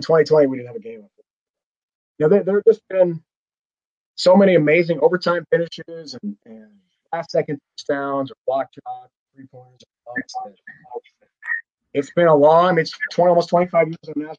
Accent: Iowa City, Iowa, United States; I grew up in the Midwest in Iowa City, Iowa

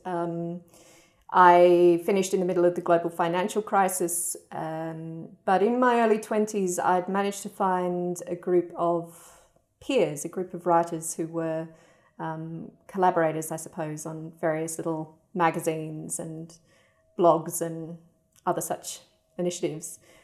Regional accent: Perth, Western Australia, Australia; I grew up in Perth in Western Australia

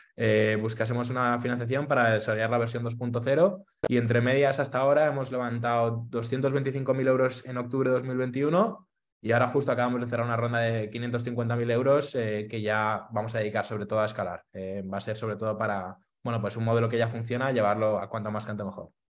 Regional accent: Madrid, Community of Madrid, Spain; Soy de Madrid, eh, nací aquí en, España

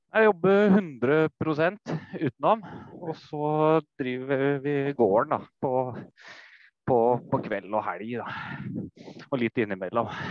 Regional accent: Oslo, Norway; moved away as an adult; now in Folldal, Norway; Jeg kommer fra Oslo. Bygutt. Oslo øst.

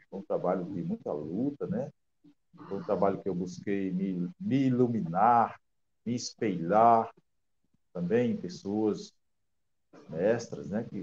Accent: Alexandria, Rio Grande do Norte, Brazil; born there; also born or lived in Mossoró / Natal; now in São Gonçalo do Amarante, Brazil; eu nasci em Alexandria, no, no interior do nosso estado, Rio Grande do Norte, né? E tenho uma longa caminhada, passei por Mossoró, né? E cheguei a Natal

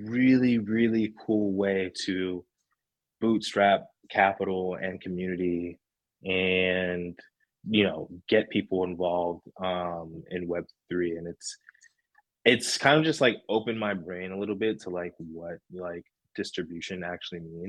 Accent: New Jersey, United States; I'm from Jersey

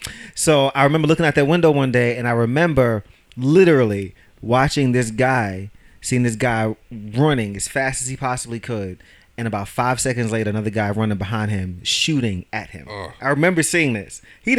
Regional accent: New York City, New York, United States; I grew up in Red Hook, Brooklyn.

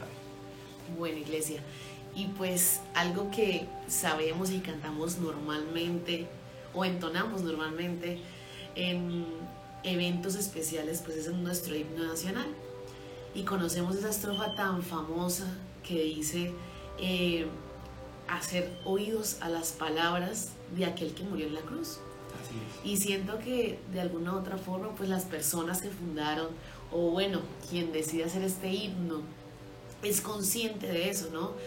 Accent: Colombia; somos colombianos

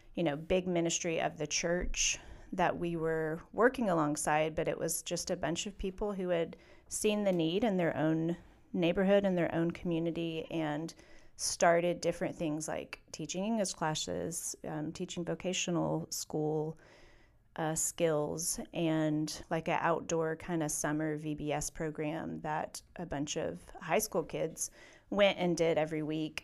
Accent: Atlanta, Georgia, United States; moved away; my hometown, really, of Atlanta

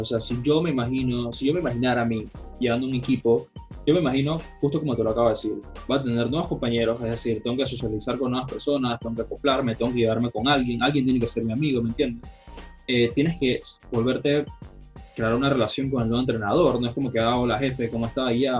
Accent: Panama; siendo panameño

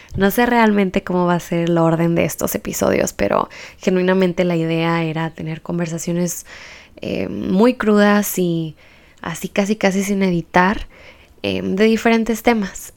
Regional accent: Baja California, Mexico; soy baja californiana y transfronteriza también

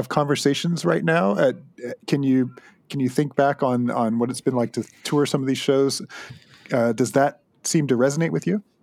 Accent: Southern Ontario, Canada; I hail from Southern Ontario

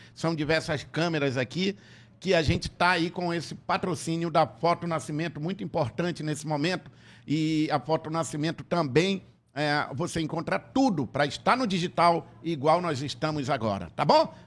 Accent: Tefé, Amazonas, Brazil; quando eu era criança lá em Tefé

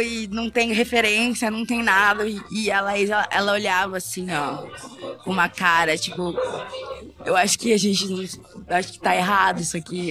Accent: São Paulo, Brazil; preta sapatão aqui de São Paulo

